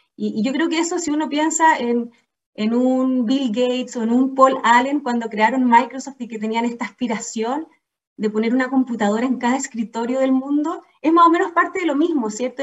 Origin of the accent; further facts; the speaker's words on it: Chile; also born or lived in England; soy chilena y he tenido la fortuna de vivir casi toda mi vida acá en Chile